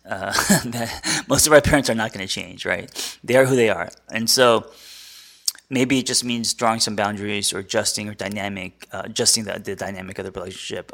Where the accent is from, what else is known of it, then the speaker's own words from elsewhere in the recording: United States; as an American.